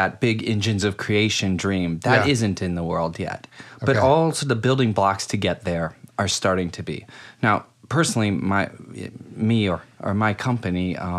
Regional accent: Akron, Ohio, United States; moved away as an adult; now in New York, United States; I'm from Akron, Ohio.

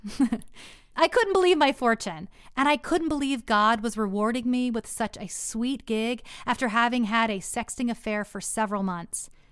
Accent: Texas, United States; moved away; The next two years we spent back in my hometown in Texas

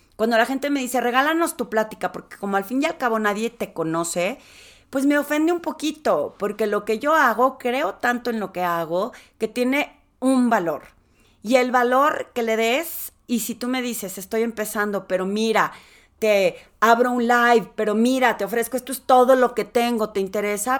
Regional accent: Torreón, Coahuila, Mexico; accent: lagunera; moved away as an adult; also born or lived in Mexico City; yo soy de Torreón, podría ser como sentido común que me conozcan, pero pues me salí hace 27 años

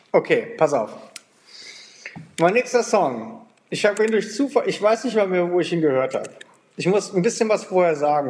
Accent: Germany; now in Portugal; wir als, als Deutsche

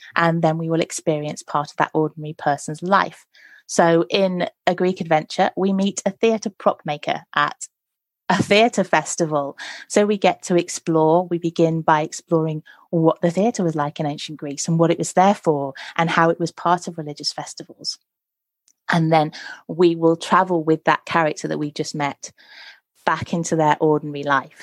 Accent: Nottinghamshire, East Midlands, United Kingdom; I grew up in Nottinghamshire

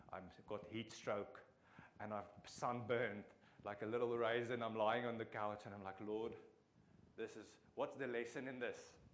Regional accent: Free State, South Africa; English is a second language; I'm from the Free State

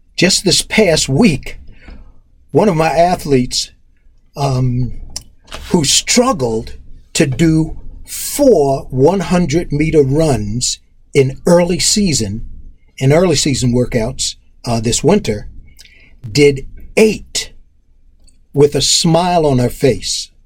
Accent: Roosevelt, New York, United States; born or raised there; also born or lived in Harlem, New York City / Queens, New York

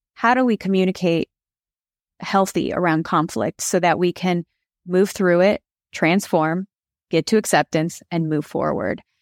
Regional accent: Chicago, Illinois, United States; I grew up in Chicago in the Michael Jordan era

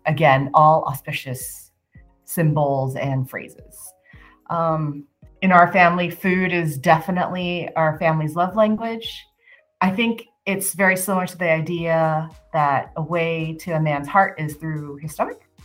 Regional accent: San Francisco, California, United States; moved away; growing up in San Francisco

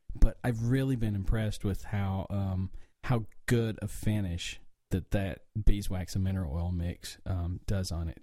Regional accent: the mountains of North Carolina, United States; now in Atlanta, United States; obviously, with my accent, I'm from the country. Um, I grew up in the mountains of North Carolina

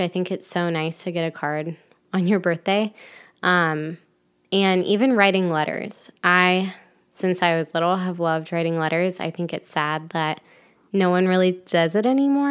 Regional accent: Ohio, United States; moved away as an adult; also born or lived in Florida; now in Michigan, United States; I grew up in Ohio

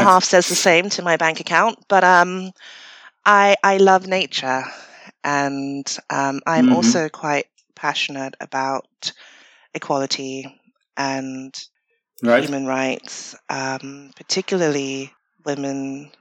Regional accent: Ghana; moved away; I grew up in Ghana

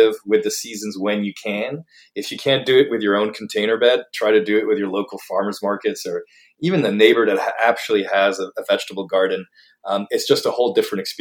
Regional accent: Paris, Île-de-France, France; moved away as an adult; now in United States; I grew up in Paris.

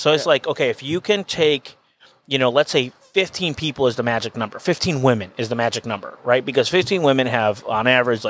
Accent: Venezuela; moved away; I'm Venezuelan. Mm-hmm. I was born and raised in Venezuela.

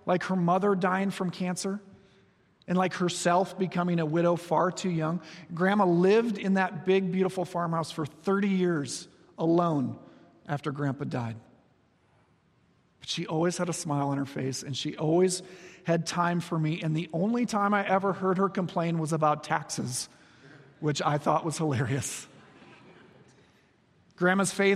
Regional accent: Iowa, United States; moved away; Back on the farm where I grew up in Iowa

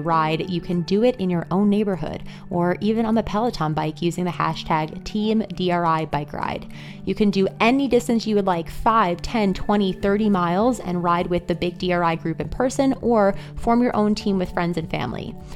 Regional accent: Long Island, New York, United States; I grew up on Long Island in New York, and I live here today

